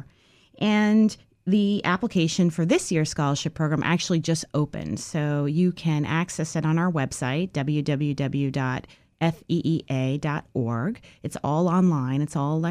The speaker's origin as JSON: {"language": "English", "region": "New York", "country": "United States", "moved": "as an adult", "lives_now": "Washington, D.C., United States", "said": "I'm originally from New York, and I came down to D.C. about 20 years ago"}